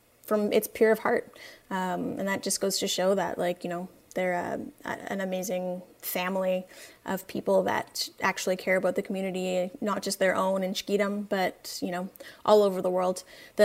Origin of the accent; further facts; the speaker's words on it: Vancouver, British Columbia, Canada; here in my hometown, Vancouver.